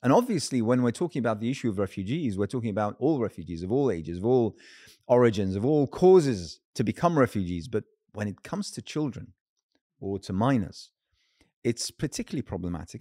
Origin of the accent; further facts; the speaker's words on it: United Kingdom; as a Brit as a British Muslim